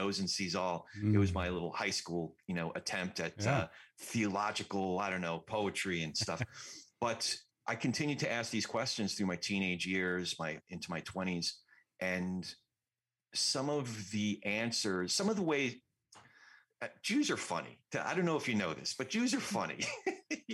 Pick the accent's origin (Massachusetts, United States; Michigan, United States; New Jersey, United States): New Jersey, United States; also born or lived in New York; we started out in New York. I grew up in Jersey